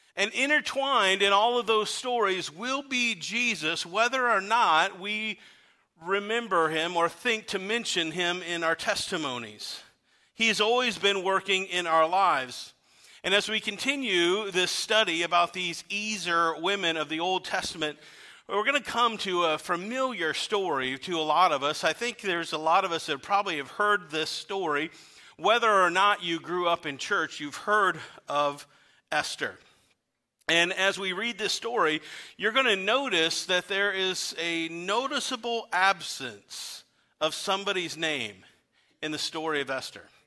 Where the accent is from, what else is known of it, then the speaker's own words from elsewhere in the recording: Weldon, Illinois, United States; now in Pekin, United States; I had the opportunity to travel to my hometown. I grew up in Weldon, Illinois